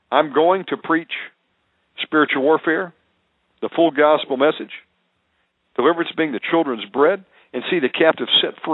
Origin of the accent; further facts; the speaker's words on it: Georgia, United States; born there; And yes, I am a redneck, folks. I was born in Georgia, although I don't have the accent anymore.